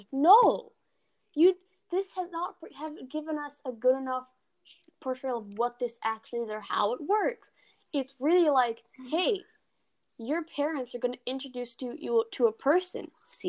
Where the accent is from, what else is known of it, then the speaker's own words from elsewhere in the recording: India; I see, as an Indian, again, I see the truth in what you're saying.